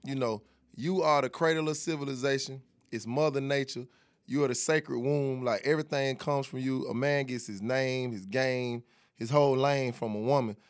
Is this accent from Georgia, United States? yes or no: yes; Atlanta, Georgia, United States; I'm from Atlanta